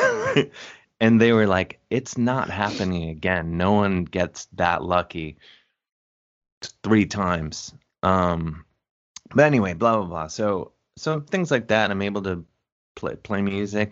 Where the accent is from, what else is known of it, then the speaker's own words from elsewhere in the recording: University Heights, Ohio, United States; moved away; I'm from Cleveland, University Heights, Ohio, to be specific